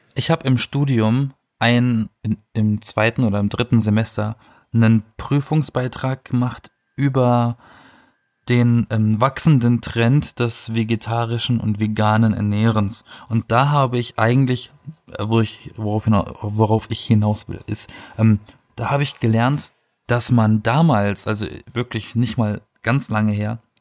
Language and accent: German; Black Forest, Baden-Württemberg, Germany; ich komme aus dem Schwarzwald